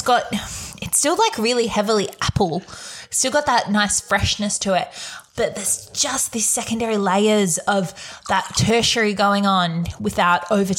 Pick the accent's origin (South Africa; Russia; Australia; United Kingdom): Australia; Warragul, Victoria; I grew up in Warrigal.